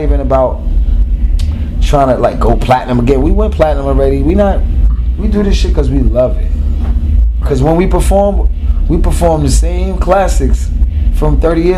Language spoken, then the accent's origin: English; New York City, New York, United States; We grew up in Queens